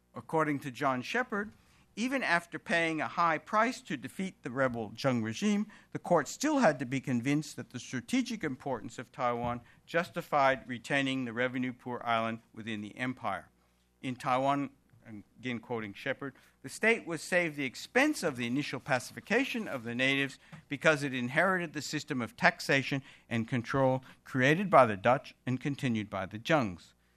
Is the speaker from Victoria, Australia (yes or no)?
yes; Melbourne, Victoria, Australia; identifying as an Australian, as a Victorian, I live in the state of Victoria, and as a Melburnian